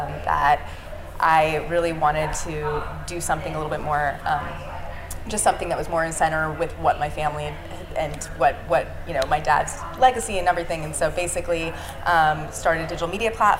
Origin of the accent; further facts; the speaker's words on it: Silicon Valley, California, United States; from Silicon Valley originally